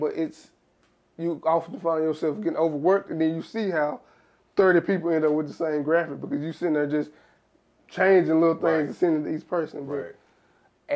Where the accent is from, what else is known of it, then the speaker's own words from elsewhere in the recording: South Arkansas, United States; I'm from South Arkansas